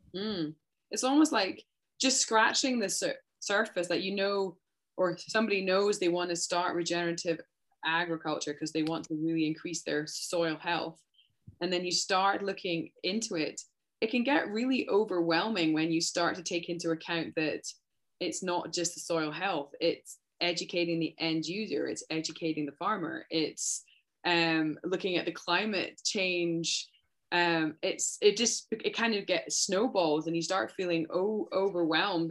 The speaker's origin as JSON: {"language": "English", "region": "Scotland", "country": "United Kingdom", "moved": "yes", "lives_now": "Canada", "said": "I'm from Scotland and I'm not even from a farming background. Though a lot of our friends when I was growing up, it was a huge farming community"}